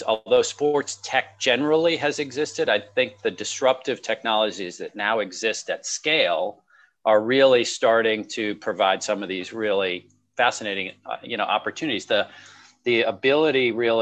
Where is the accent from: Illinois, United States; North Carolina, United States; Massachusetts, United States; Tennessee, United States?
Massachusetts, United States; Boston; as a person growing up in the Boston area where sports was a big part of my life